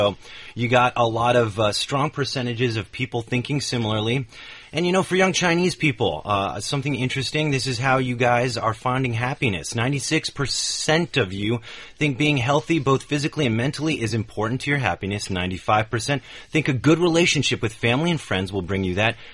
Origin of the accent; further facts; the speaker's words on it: United Kingdom; Okay, I'm I'm British.